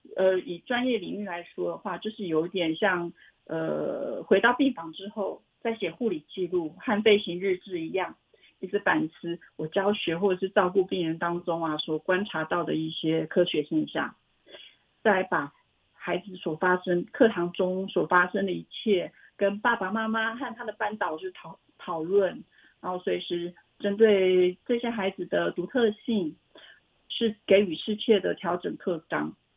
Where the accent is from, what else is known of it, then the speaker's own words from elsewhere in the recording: Xincheng, Hualien County, Taiwan; moved away as an adult; 我是来自花莲曼波语的故乡新城